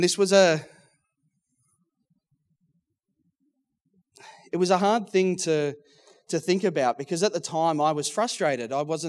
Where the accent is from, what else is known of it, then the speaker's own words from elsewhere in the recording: Geelong, Victoria, Australia; now in Melbourne, Australia; I was born in Geelong, grew up in Geelong, loved my footy, so it was essentially the dream job for a Geelong boy.